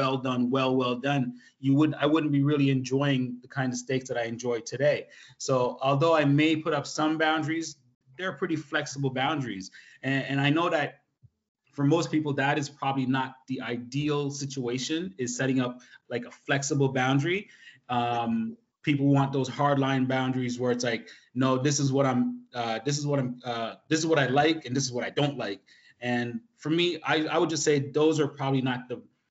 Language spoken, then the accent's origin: English; Jamaica; I'm Jamaican